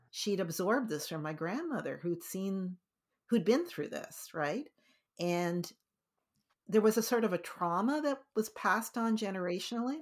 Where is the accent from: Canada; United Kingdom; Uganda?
Canada; we ended up being Canadians